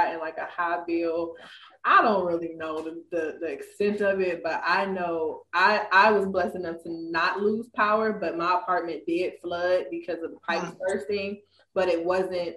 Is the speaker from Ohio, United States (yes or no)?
yes; Ohio, United States; moved away as an adult; now in Dallas, United States; I'm from Ohio, where we have salt trucks